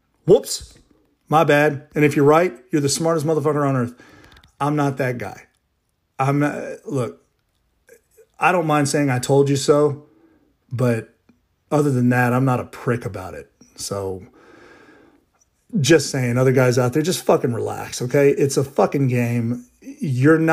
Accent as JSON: {"language": "English", "town": "Baton Rouge", "region": "Louisiana", "country": "United States", "said": "I'm from Baton Rouge"}